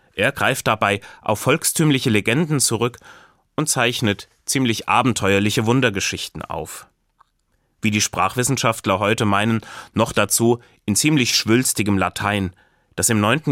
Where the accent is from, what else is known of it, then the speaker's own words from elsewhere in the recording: Hesse, Germany; bei uns in Hessen